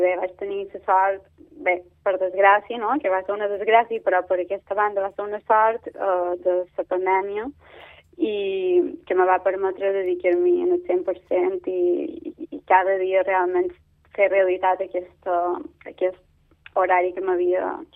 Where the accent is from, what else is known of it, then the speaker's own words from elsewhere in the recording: Manacor, Balearic Islands, Spain; Manacor és el meu poble